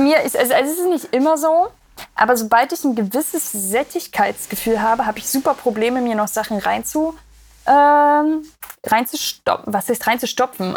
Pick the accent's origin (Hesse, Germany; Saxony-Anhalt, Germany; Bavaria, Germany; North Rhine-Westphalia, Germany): Saxony-Anhalt, Germany; Magdeburg; Ich komme aus Magdeburg, das ist ja im Osten